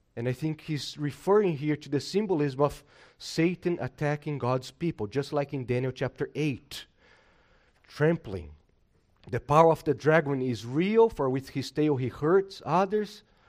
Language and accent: English; Brazil; moved away; I'm from Brazil